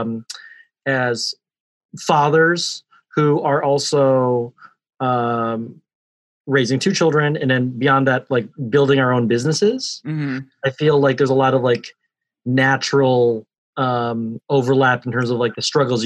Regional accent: Cleveland, Ohio, United States; now in Cold Spring, United States; we are both from Cleveland

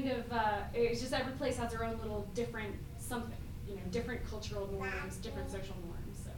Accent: Northern Virginia, United States; moved away as an adult; also born or lived in Pacific Northwest; I grew up in Northern Virginia, and when I was about 20, I think 23 or 24, I relocated to the Pacific Northwest for a while.

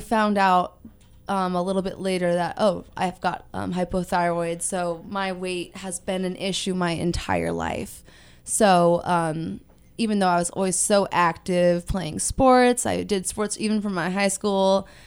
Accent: Ventura, California, United States; I am from Ventura, born and raised here

